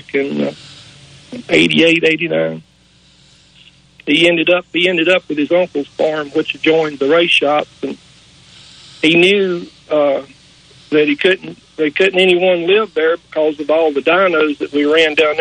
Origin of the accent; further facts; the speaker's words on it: Spartanburg, South Carolina, United States; moved away as an adult; growing up in Spartanburg, you could go to school, college, and be something, or work in the cotton mills, or work on race cars